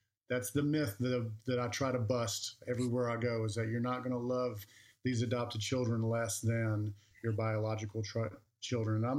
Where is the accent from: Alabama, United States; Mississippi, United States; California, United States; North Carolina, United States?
Alabama, United States; moved away; I'm from Alabama, and when we go back and see my cousins and family, and my little ones are playing with their little ones, I just know growing up there